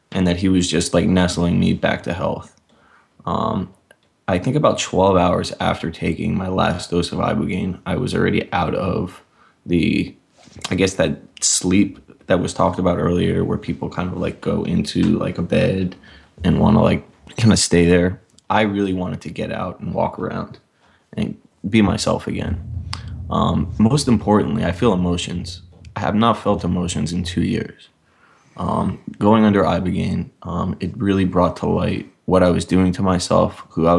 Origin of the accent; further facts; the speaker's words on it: Miami, Florida, United States; I'm from Miami, Florida